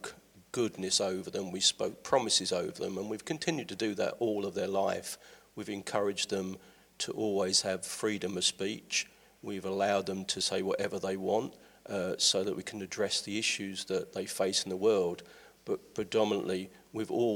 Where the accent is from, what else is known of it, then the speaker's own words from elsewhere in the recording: London, United Kingdom; also born or lived in Milton Keynes; now in Ilkeston, United Kingdom; originally from London, came up through Milton Keynes through to Ilkeston